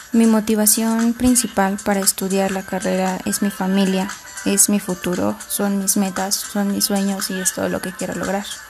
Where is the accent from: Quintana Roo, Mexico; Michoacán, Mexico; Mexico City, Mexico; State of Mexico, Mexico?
State of Mexico, Mexico; Atlacomulco; Soy nacida en Atlacomulco. Actualmente vivo en una comunidad que se llama San Pedro del Rosal, perteneciente al mismo municipio.